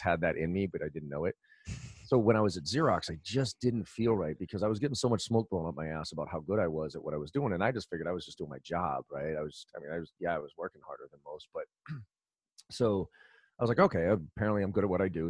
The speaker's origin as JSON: {"language": "English", "town": "Boston", "region": "Massachusetts", "country": "United States", "tie": "born or raised there", "also_born_or_lived": "Maryland", "said": "I grew up here in Boston, went to college down in Maryland"}